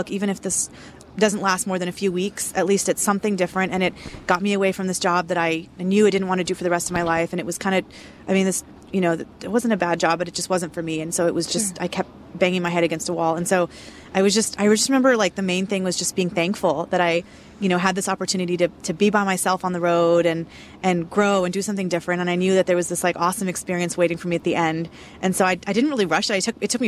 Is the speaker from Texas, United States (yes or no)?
yes; Houston, Texas, United States; It's like the number one question everybody asks me when they find out I'm from Houston, Texas.